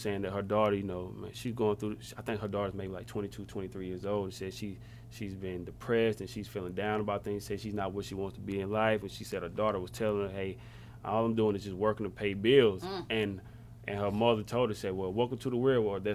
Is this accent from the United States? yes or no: yes; the South, United States; we're from the South